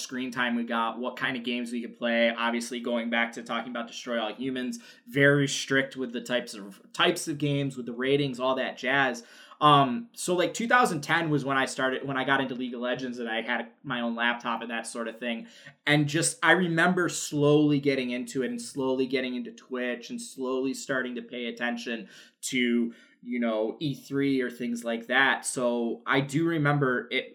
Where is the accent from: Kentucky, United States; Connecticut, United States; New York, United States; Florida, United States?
New York, United States; I'm from New York. I grew up a Yankees fan just because it was the '90s, and I'm from New York.